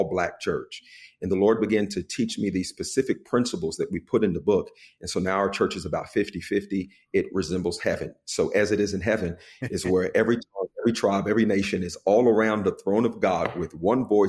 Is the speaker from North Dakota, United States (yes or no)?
no; West Virginia, United States; moved away as an adult; now in Florida, United States; I was born and raised in West Virginia